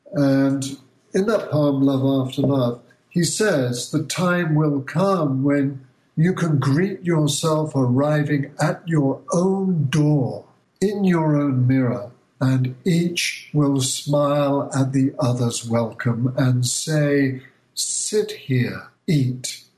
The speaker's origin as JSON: {"language": "English", "town": "Bath", "region": "South West England", "country": "United Kingdom", "tie": "born or raised there", "moved": "as an adult", "lives_now": "United States", "said": "my hometown of Bath in England"}